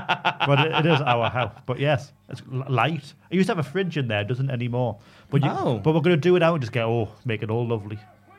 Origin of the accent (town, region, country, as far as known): Geordie, North East England, United Kingdom; accent: Geordie